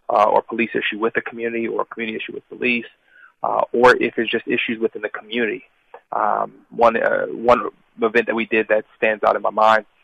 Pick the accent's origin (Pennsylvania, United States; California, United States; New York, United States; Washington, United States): Pennsylvania, United States; Philadelphia; born and raised in Philadelphia